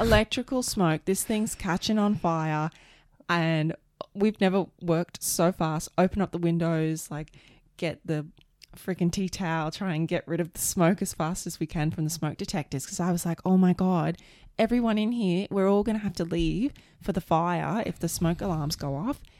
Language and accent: English; Australia; moved away; also born or lived in Canada; I'm an Aussie